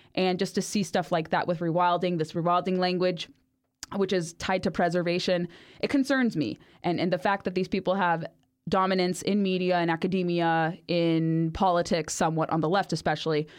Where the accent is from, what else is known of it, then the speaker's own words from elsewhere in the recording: Orange County, California, United States; I grew up in Orange County, California